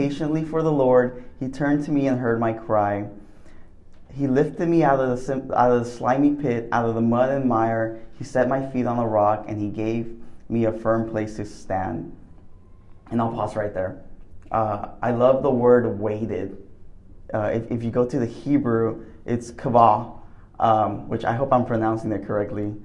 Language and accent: English; McAllen, Texas, United States; moved away as an adult; now in Waco, United States; originally from McAllen, Texas